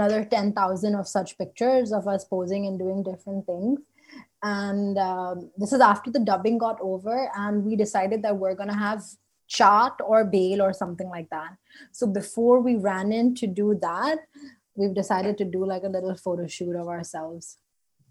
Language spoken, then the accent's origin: English; Indonesia; moved away; I am from Indonesia